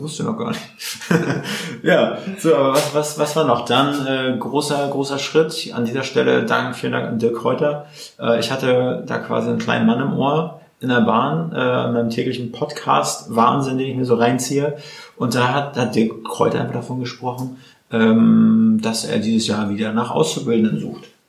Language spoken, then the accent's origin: German; Mecklenburg-Vorpommern, Germany; now in Berlin, Germany; wir sind ja Mecklenburger Jungs